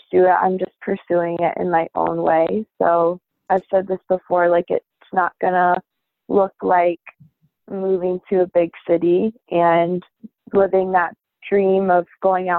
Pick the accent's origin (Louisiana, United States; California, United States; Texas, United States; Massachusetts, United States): Massachusetts, United States; East Longmeadow; also born or lived in Uniontown, Pennsylvania / Nashville, Tennessee / Cape Cod, Massachusetts; pretty much grew up in East Long Meadow my whole life